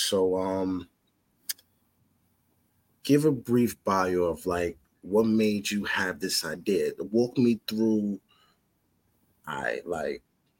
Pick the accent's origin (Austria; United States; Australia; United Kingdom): United States; Queens, New York; I'm originally from the city. So yeah, I'm originally from South Side Queens.